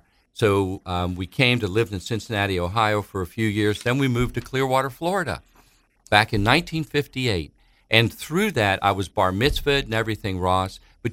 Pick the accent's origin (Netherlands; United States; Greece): Greece; Thessaloniki, Central Macedonia; We're from Greece. They and myself were born in a little city in Greece named Thessaloniki, or Thessalonians. We're Thessalonian Greek Jews.